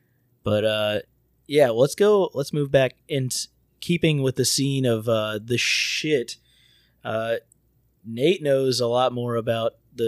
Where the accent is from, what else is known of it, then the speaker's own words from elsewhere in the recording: Florida, United States; I'm from Florida, the dirty South.